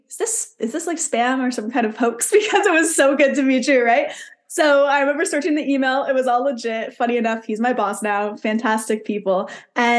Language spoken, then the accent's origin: English; Canada; born or raised there; moved away